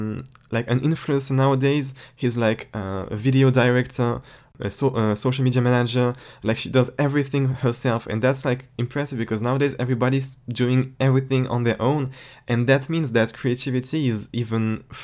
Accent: France; English is a second language; Yeah. And that's like it's weird because I'm from France, and in France everything is a bit smaller than the US

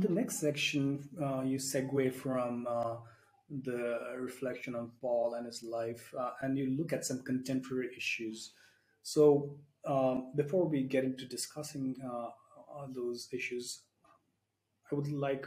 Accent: India; as an Indian myself

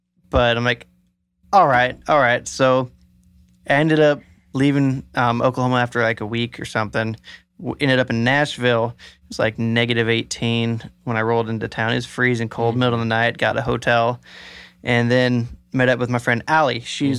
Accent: Scotland, United Kingdom; St. Patrick's Day and I'm a Scot.

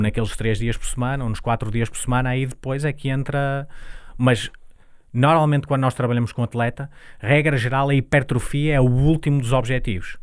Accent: Santo Tirso, Norte, Portugal; nós nascemos em Santo Tirso, eu e a empresa

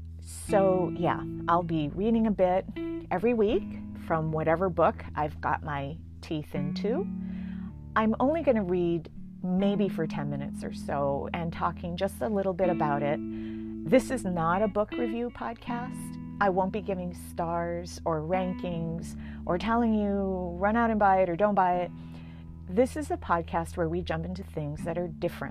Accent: Hawaii, United States; first language English; moved away as an adult; I was just as American as anyone else. I spoke English as my first language. I was educated as an American. And yet my college roommate, freshman year, when I got there, asked me, "Do you have indoor plumbing in Hawaii?"

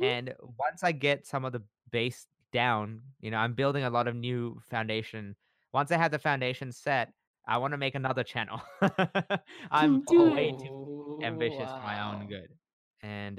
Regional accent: Japan; moved away; I grew up in Japan

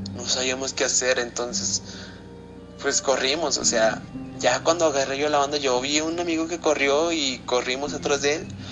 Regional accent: Zacatecas, Mexico; soy de aquí de Zacatecas

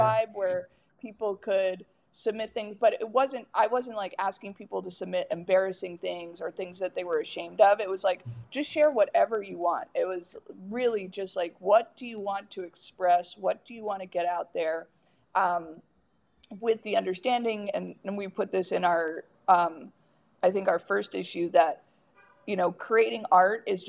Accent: the South, United States; growing up in the South

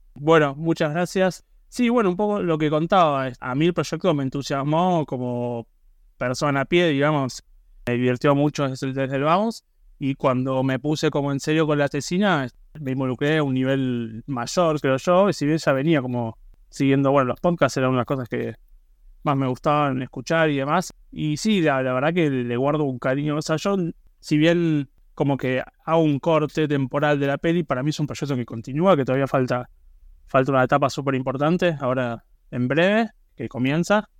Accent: Buenos Aires, Argentina; yo soy de Buenos Aires, estoy ahora mismo y soy del barrio de Belgrano, este, me crié acá, viví toda la vida acá

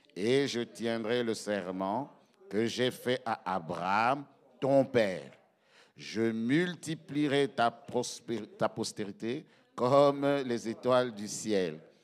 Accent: Belgium; chez nous, en Belgique

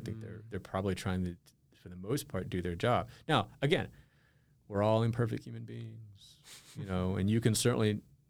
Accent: Winston-Salem, North Carolina, United States; the Winston-Salem Journal from my hometown in North Carolina.

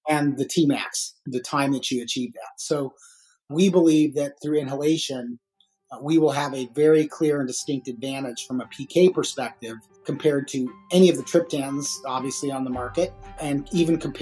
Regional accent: Albuquerque, New Mexico, United States; moved away as an adult; Little town called Albuquerque, New Mexico

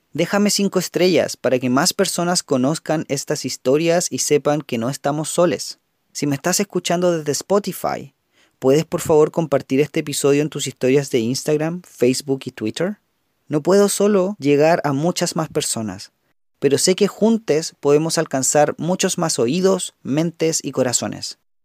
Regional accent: Chile; soy más chileno de lo que creía

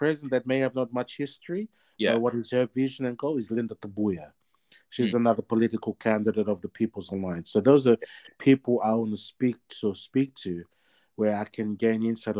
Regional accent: Sydney, New South Wales, Australia; I was born and raised in the Fijian, born in Sydney, Australia.

